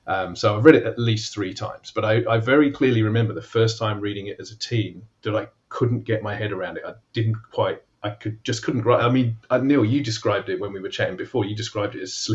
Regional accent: England, United Kingdom; moved away as an adult; now in Australia; Growing up in England

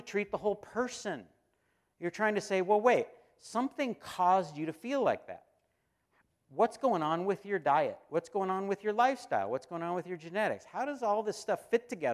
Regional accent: United States; we, as American Christians

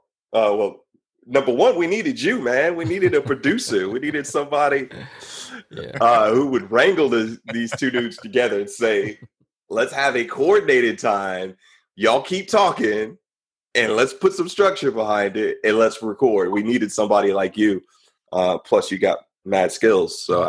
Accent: West Coast, United States; though we're both from the West Coast, you still live in LA and I live on the East Coast now.

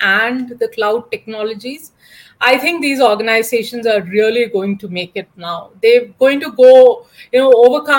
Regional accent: Kerala, India; I'm basically from Kerala

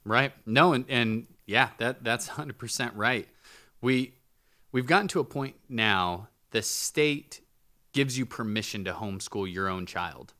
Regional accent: United States; I'm an American

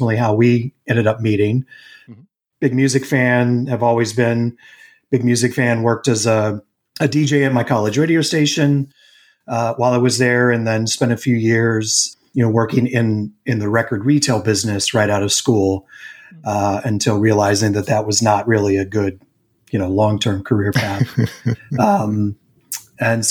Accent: Raleigh, North Carolina, United States; moved away as an adult; also born or lived in New York / Boston; now in Chicago, United States; I grew up in Raleigh.

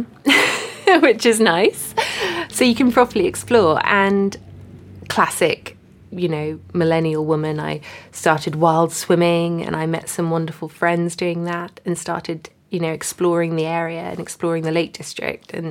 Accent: Hong Kong; now in United Kingdom; Hong Kong.

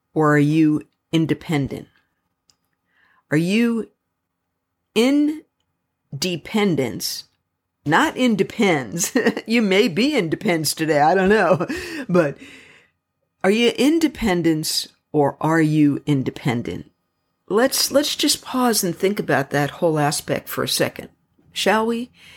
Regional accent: United States; I am so extremely proud of being American.

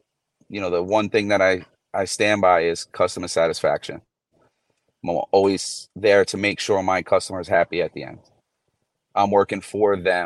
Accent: New York City, New York, United States; now in Port St. Lucie, United States; I grew up in New York City

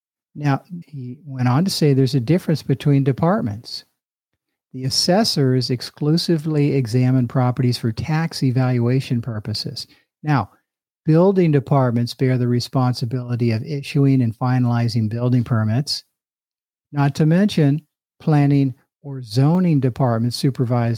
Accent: Sunnyvale, California, United States; my hometown of Sunnyvale, California

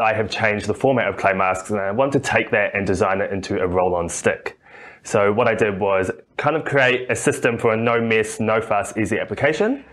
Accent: New Zealand; now in Australia; I'm a Kiwi. You can might hear my accent

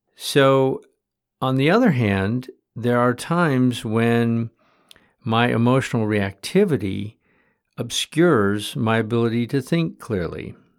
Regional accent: Michigan, United States; when I was a kid growing up in Michigan

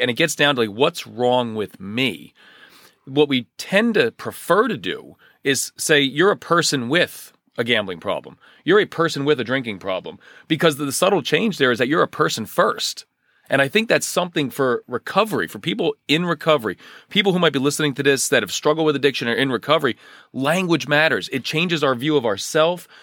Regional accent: Union County, New Jersey, United States; I grew up in Union County. I'm a lifelong New Jersey resident

